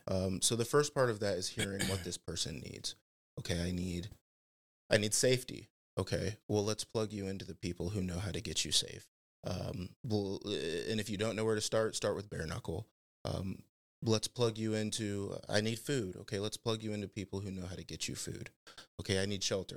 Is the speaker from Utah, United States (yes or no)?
no; Fort Wayne, Indiana, United States; born and raised in the Fort Wayne area